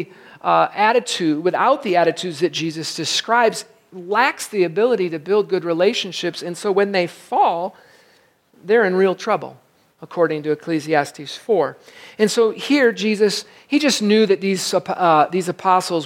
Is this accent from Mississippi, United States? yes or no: no; Michigan, United States; I grew up in Michigan, right on the beach